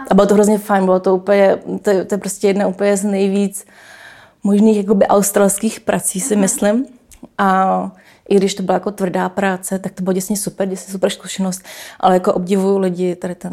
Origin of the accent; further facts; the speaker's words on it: Canada; born there; jsem se narodila v Kanadě, tak já jsem jak Češka, tak Kanaděnka